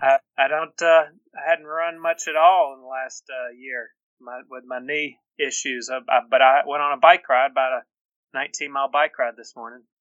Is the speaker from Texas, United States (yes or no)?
no; Birmingham, Alabama, United States; the Mercedes Marathon is uh, is one of my favorites because it's my hometown